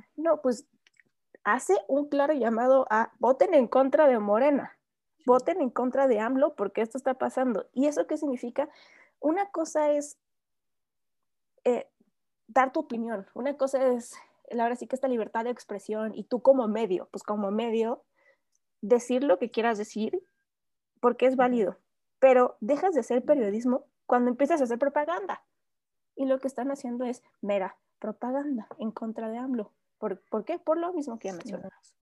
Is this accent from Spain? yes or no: no; Mexico; a nosotros como mexicanos